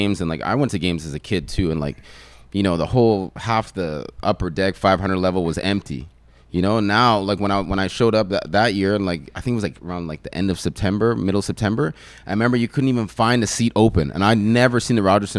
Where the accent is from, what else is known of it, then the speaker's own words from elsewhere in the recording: Mississauga, Ontario, Canada; fact that I grew up in Mississauga was kind of crazy to me